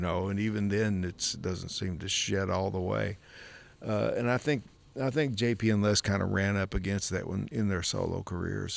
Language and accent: English; Kentucky, United States; we grew up in Kentucky